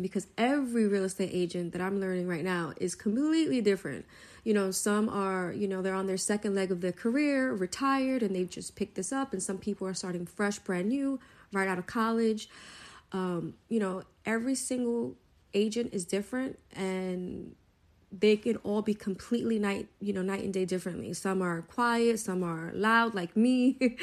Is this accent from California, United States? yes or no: no; New York City, New York, United States; I'm a New Yorker, born and raised from Brooklyn